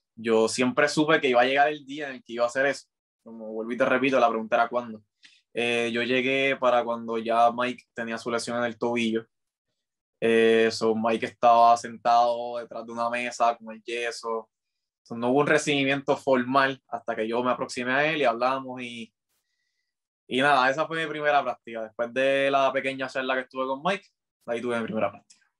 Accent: Carolina, Puerto Rico; Yo soy de Carolina

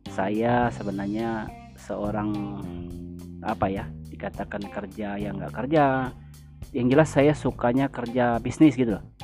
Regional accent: Tanjung Mas, South Sumatra, Indonesia; born there; Jadi kami itu desa-desa yang sangat terpencil. Itu desa Tanjung Mas itu tempat kelahiran saya.

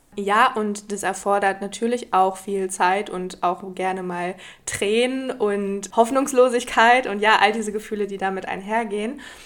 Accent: Germany; moved away as an adult; now in Portugal; habe noch in Deutschland gelebt, in meiner Heimat

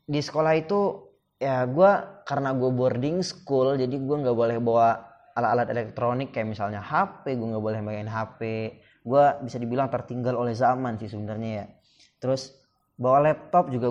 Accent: Duri, Riau, Indonesia; Oke, gue cari ke provinsi gue bahkan provinsi Riau kalau teman-teman mau tahu. Gue cari nama kota gue. Duri, Duri. Wah, nggak ada. Ya Allah, kenapa bisa nggak ada ya? Jadi gue merasa kayak, oh tidak, gue berasal dari daerah yang sangat-sangat terpencil

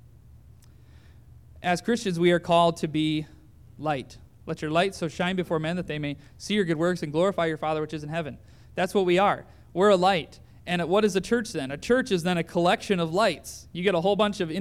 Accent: Owosso, Michigan, United States; my hometown in Owosso

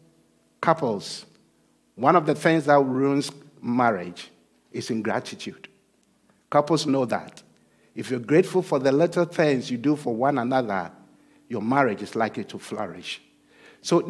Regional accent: Ghana; moved away; I'm originally from Ghana

